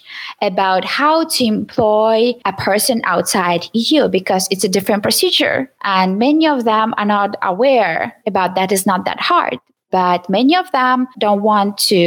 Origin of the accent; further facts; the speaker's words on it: Ukraine; English is a second language; moved away as an adult; now in Sweden; I am from Ukraine, and I studied in English